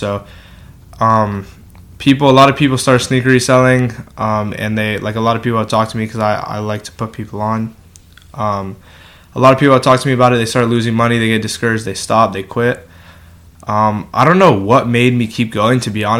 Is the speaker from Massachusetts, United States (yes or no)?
no; El Segundo, California, United States; I'm from El Segundo